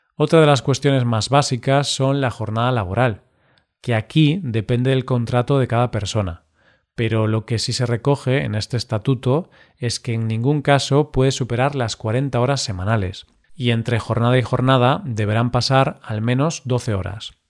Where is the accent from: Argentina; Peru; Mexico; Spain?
Spain